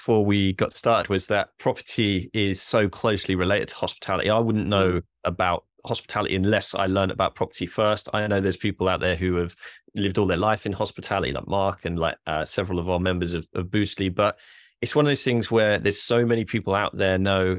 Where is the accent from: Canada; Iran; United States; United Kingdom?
United Kingdom; Norwich, East of England; I am from Norwich. I like to see him do well